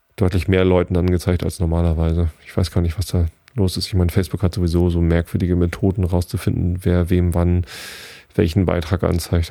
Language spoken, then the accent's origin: German; Karkensdorf, Germany; ich komme hier aus Garkensdorf